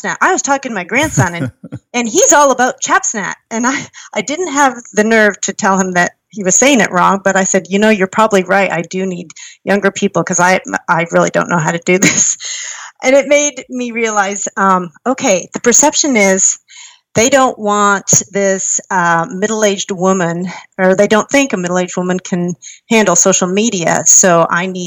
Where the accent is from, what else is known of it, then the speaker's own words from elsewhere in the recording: Kingsville, Ontario, Canada; I grew up in Canada in a small town named Kingsville in southern Ontario